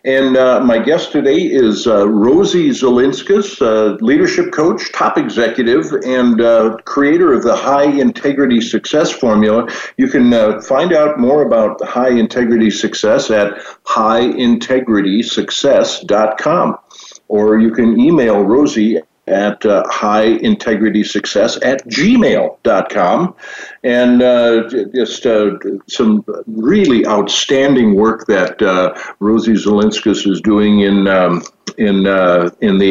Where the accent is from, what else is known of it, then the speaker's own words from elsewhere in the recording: Valley City, North Dakota, United States; I grew up in a little town called Valley City.